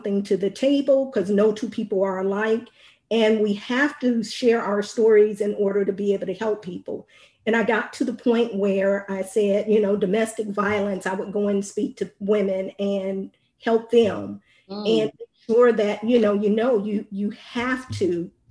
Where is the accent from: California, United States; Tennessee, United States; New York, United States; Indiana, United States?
Indiana, United States; now in Texas, United States; I'm currently residing in Texas, but I'm originally from Indiana